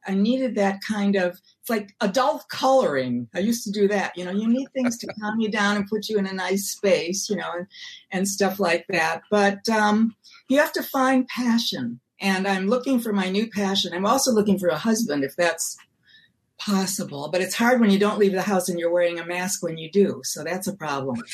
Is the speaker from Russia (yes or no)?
no; Milwaukee, Wisconsin, United States; moved away; also born or lived in New York; I'm from Milwaukee.